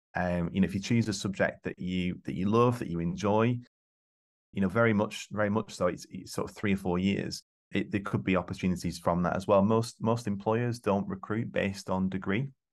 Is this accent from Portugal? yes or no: no; East Lancashire, North West England, United Kingdom; I grew up in East Lancashire, single parent family